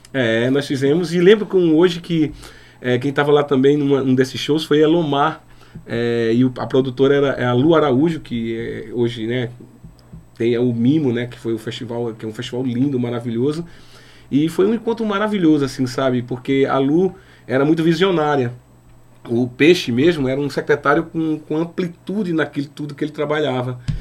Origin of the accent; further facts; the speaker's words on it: Inajá, Pernambuco, Brazil; Inajá fica divisa com Sergipe, Alagoas e Bahia.